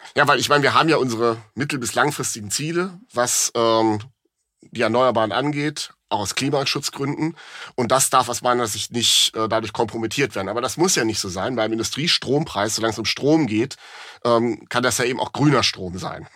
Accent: Rhineland, Germany; bin ich als Rheinländer

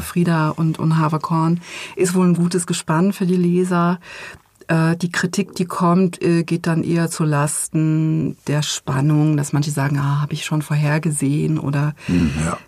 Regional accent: Germany; ich bin ja in der DDR geboren, 1974

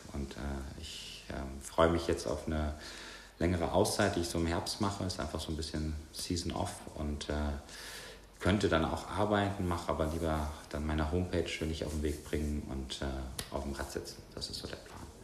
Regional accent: Bonn, North Rhine-Westphalia, Germany; moved away; Bei uns in Bonn haben wir direkt äh, große Waldstücke vor der Tür gehabt

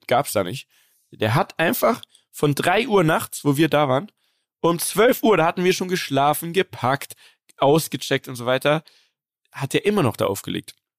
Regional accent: Munich, Bavaria, Germany; das ist im Westend. Das ist mein Viertel, wo ich aufgewachsen bin

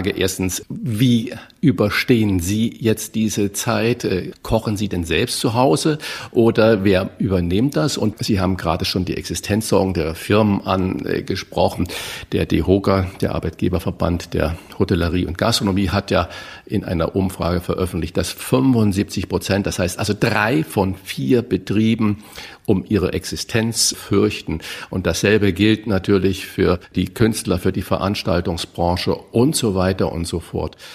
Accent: Saarland, Germany; Ich bin ja auch gebürtiger Saarländer

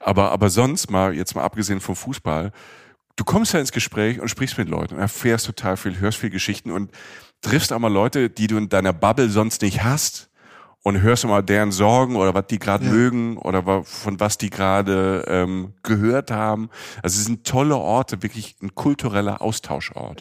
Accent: Rhineland-Palatinate, Germany; moved away; also born or lived in Cologne; Ich komme ja aus dem Süden, ich bin ja aus, dem, äh, aus der Pfalz, aus dem Südwesten Deutschlands

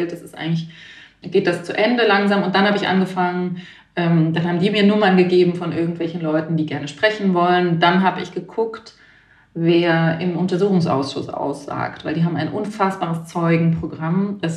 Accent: Baden-Württemberg, Germany; now in Berlin, Germany

